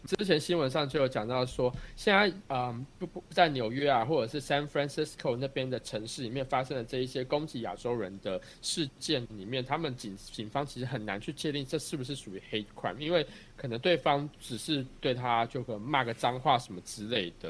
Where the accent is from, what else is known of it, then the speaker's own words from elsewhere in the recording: Taiwan; now in United States; 我们台湾人